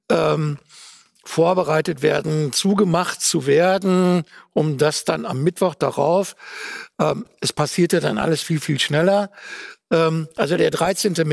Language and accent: German; Duisburg, North Rhine-Westphalia, Germany; Meine Heimatstadt Duisburg ist Partnerstadt äh, von Wuhan.